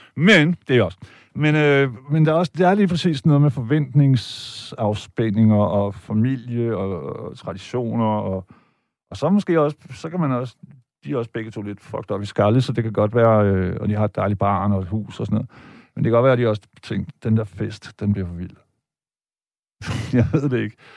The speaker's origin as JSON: {"language": "Danish", "town": "Vejle", "region": "Southern Denmark", "country": "Denmark", "tie": "born or raised there", "said": "mig og min bror, da vi voksede op i Vejle i 70'erne"}